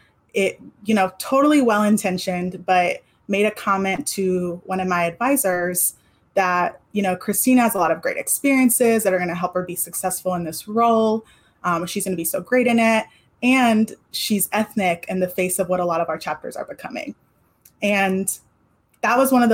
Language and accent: English; California, United States; moved away; after leaving California